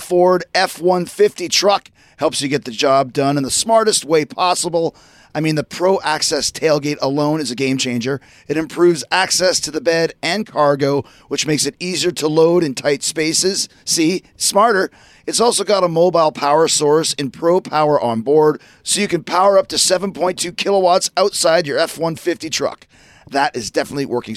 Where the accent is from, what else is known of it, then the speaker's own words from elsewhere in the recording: Canada; I'm from Canada